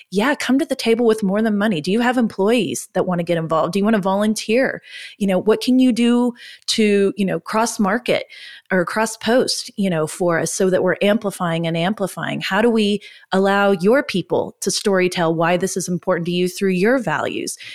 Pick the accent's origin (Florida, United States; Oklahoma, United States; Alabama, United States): Oklahoma, United States; We're from Oklahoma.